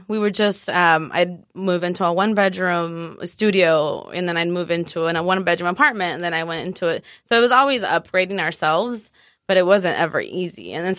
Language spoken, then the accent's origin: English; Guadalajara, Jalisco, Mexico; also born or lived in San Diego / Tijuana; now in United States; I am originally from San Diego, born in San Diego, Woo-hoo. Raised in between TJ and Guadalajara. My mom is from TJ and my dad's from Guadalajara.